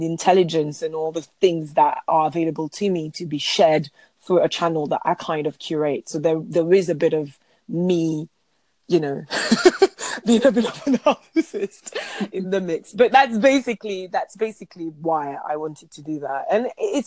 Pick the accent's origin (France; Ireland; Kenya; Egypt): France; I'm French